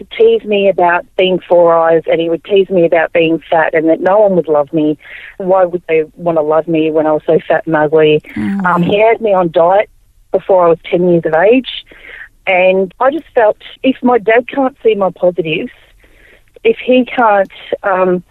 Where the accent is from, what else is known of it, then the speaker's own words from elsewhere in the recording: Melbourne, Victoria, Australia; also born or lived in Albury, New South Wales; I was born in Albury in New South Wales. My majority of my years were down in Melbourne along the beach